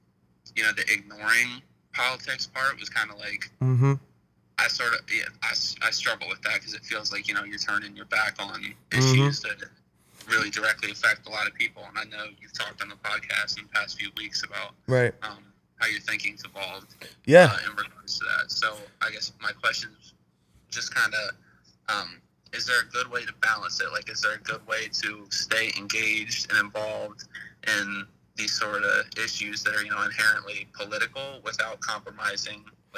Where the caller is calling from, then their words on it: Hershey, Pennsylvania, United States; I'm from right around Harrisburg, Hershey area in Pennsylvania.